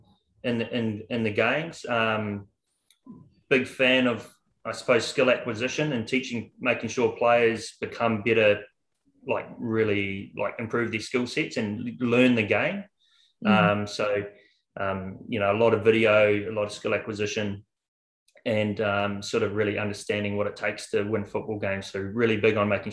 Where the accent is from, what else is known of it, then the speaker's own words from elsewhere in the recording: New Zealand; moved away as an adult; now in Australia; I am a Kiwi